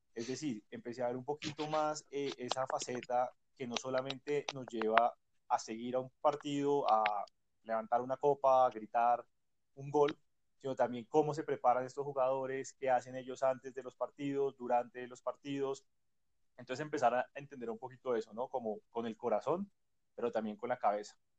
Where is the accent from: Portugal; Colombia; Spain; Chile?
Colombia